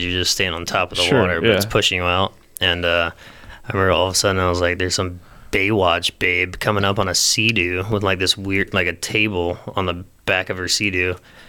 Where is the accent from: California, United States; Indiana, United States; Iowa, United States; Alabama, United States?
Alabama, United States; I'm from Alabama.